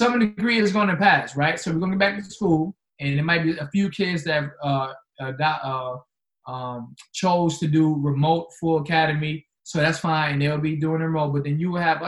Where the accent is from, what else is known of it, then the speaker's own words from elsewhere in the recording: New York City, New York, United States; now in Charlotte, United States; I'm from Queens, New York. So I grew up in Queens